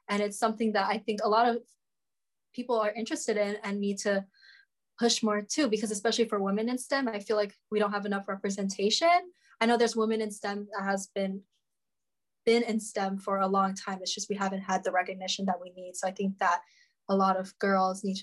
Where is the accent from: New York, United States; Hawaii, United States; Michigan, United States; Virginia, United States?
Hawaii, United States; Kauai; I'm from Kauai. I was born and raised in Kauai.